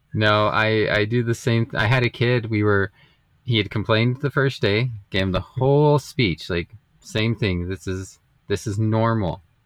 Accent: Las Vegas, United States; I grew up in in Las Vegas

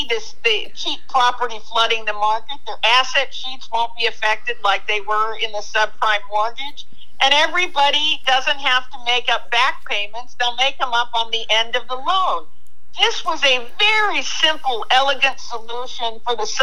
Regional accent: Japan; moved away; When I was a young girl growing up in Japan

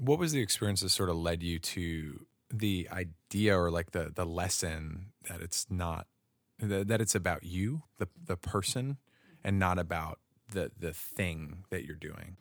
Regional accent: Rhode Island, United States; I grew up in Rhode Island

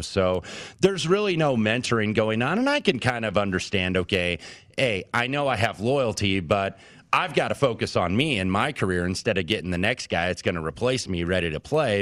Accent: Indianapolis, Indiana, United States; the Indiana Pacers last Saturday, my hometown team

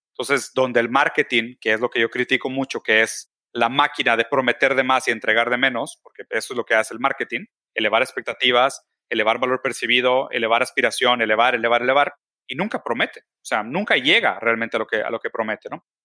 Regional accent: Brazil; now in Mexico; yo soy brasileño, entonces mi campo de actuación en México es muy poco

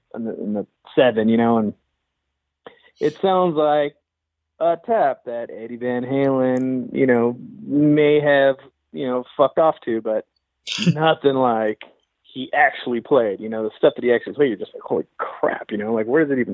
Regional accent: Los Angeles, California, United States; I grew up in Los Angeles, East

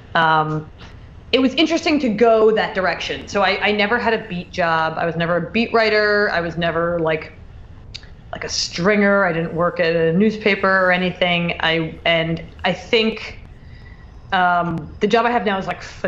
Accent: outside Philadelphia, New Jersey, United States; now in New York, United States; Grew up outside of Philly. See, people get mad when I say I'm from Philly because I'm actually from Jersey, but it's very close

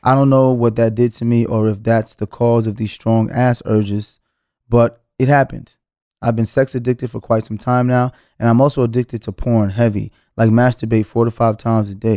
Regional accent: New York City, New York, United States; felt like Brooklyn was going to be the place where I spent my entire life

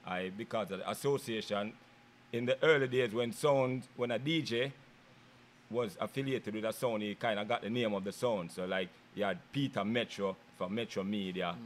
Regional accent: Kingston, Jamaica; now in United States; I'm from Kingston, Jamaica.

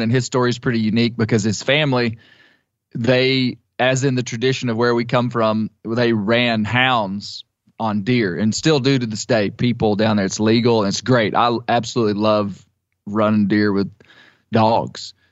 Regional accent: Ouachita Mountains, Western Arkansas, United States; the area that I grew up in, so my hometown, which I don't live in anymore. And that's in the, the mountains of Western Arkansas

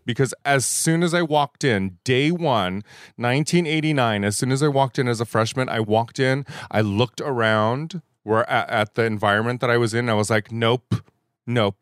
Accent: La Puente, California, United States; also born or lived in Baldwin Park, California / Indonesia; I am an anomaly here in Southern California. I'm a native

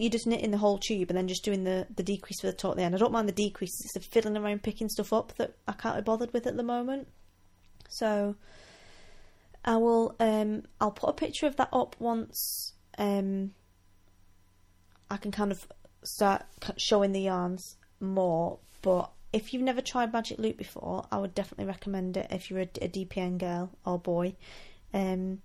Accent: Wigan, North West England, United Kingdom; now in Scotland; I'm from Wigan

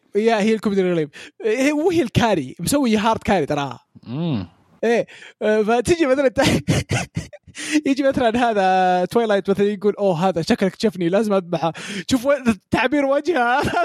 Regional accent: Saudi Arabia; عندنا في السعوديه

